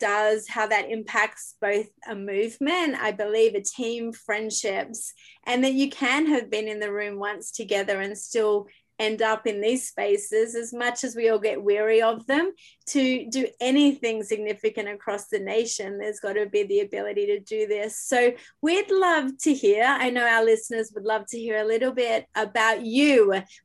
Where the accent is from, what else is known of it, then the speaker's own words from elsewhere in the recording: Australia; now in Canada; That's an Australian trying to still figure out Canada over here